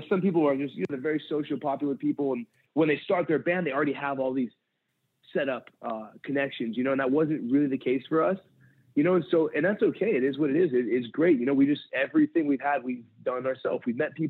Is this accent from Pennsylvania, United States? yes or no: no; San Pedro, California, United States; I grew up in San Pedro, California, and I left there. I just turned 18.